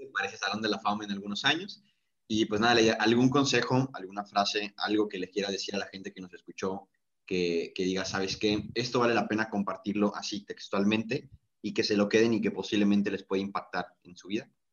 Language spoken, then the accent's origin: Spanish; Mexico; somos los mexicanos